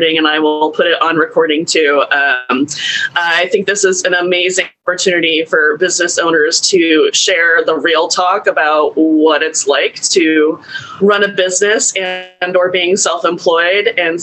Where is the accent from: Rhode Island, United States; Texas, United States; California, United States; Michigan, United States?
Rhode Island, United States; Portsmouth; moved away as an adult; also born or lived in Providence, Rhode Island; now in Seattle, United States; I grew up in Rhode Island, specifically Portsmouth, Rhode Island, which is near Newport